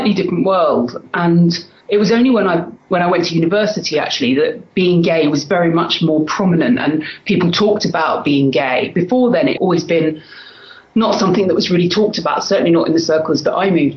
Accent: London, United Kingdom; I'm from London in England, in the UK, as you can probably tell from my accent. I've lived pretty much all my life in London, except for a few years when I was at university. So I'm a Londoner, born and bred.

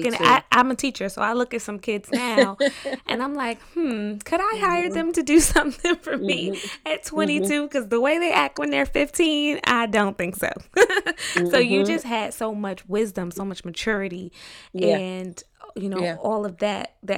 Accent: East Orange, New Jersey, United States; I'm from East Orange

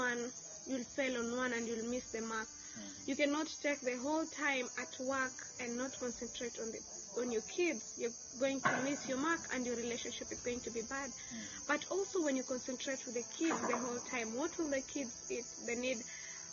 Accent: Kenya; moved away as an adult; now in Uganda; I'm from Kenya.

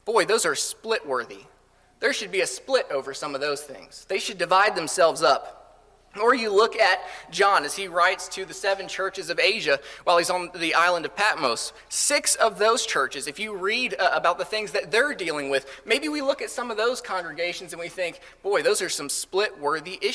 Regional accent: Colorado, United States; moved away; I grew up in Colorado for the most part

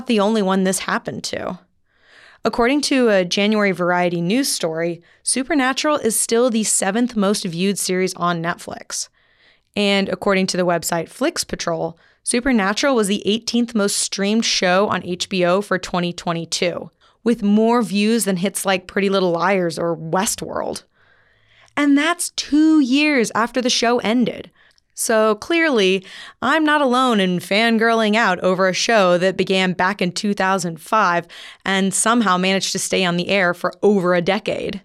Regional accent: Texas, United States; moved away as an adult; now in Midwest, United States; I'm obnoxiously Texan

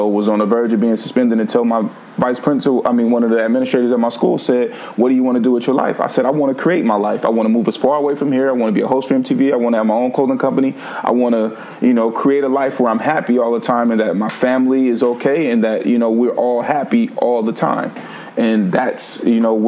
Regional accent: Vallejo, California, United States; we were moving to Vallejo, which is where I grew up in California, primarily from the age of 5 until 18

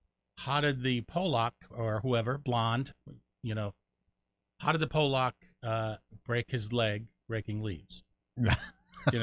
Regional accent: Connecticut, United States; born or raised there; moved away; also born or lived in New York

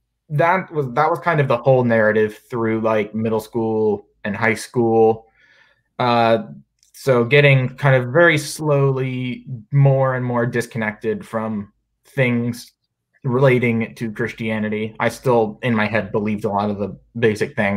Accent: North Carolina, United States; moved away as an adult; also born or lived in Virginia; now in Charlottesville, United States; I'm originally from North Carolina, went to college at Virginia Tech, now at UVA

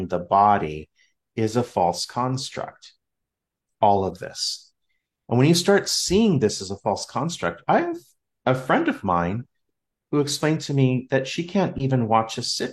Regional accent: Southern California, United States; I'm from Southern California

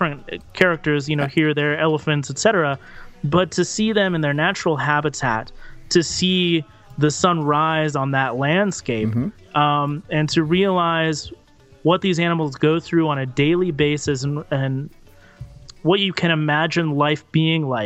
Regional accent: United States; as an American

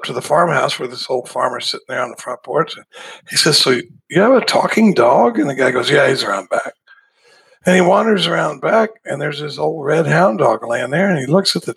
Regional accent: Dallas, Texas, United States; now in Austin, United States; I grew up in Dallas, Texas. I live in Austin, Texas now, but I grew up in Dallas.

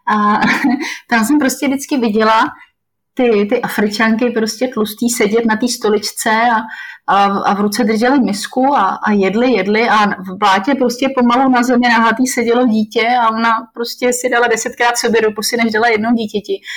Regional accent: Czechia; moved away as an adult; now in Benin; tam jsem určitě jediná z České republiky

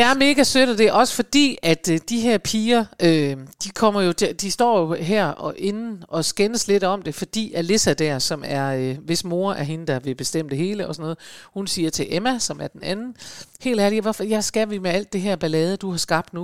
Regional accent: Aalborg, North Denmark Region, Denmark; hjemme i Aalborg i min ungdom

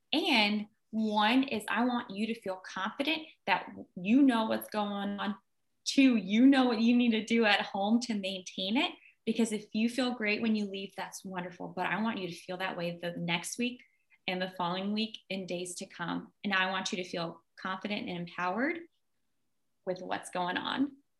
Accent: Richmond, Virginia, United States; also born or lived in Russia; We came to America in 1989. And so we were sponsored over. And I grew up in Richmond, Virginia.

